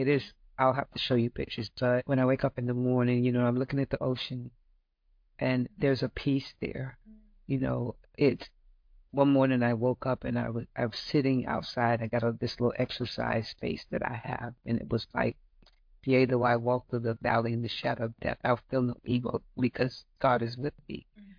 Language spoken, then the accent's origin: English; Florida, United States; Mm-mm, I'm from Florida.